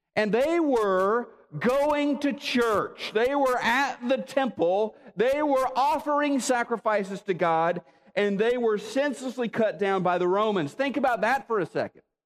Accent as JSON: {"language": "English", "town": "Neosho", "region": "Missouri", "country": "United States", "tie": "born or raised there", "moved": "yes", "said": "my hometown of Neosho"}